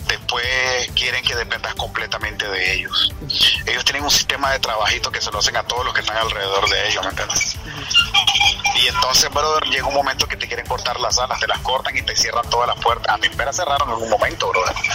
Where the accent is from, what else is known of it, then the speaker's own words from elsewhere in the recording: Managua, Nicaragua; moved away as an adult; also born or lived in Costa Rica; now in United States; 1979, 21 de mayo, en la ciudad de Managua, Nicaragua